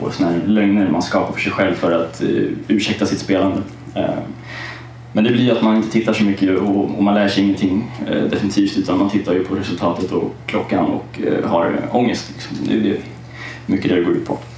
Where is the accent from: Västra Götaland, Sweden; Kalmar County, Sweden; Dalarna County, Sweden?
Kalmar County, Sweden; Kalmar; jag är uppväxt i Kalmar. Det hör man inte på dialekten. Men jag valde bort den för den är lite stök.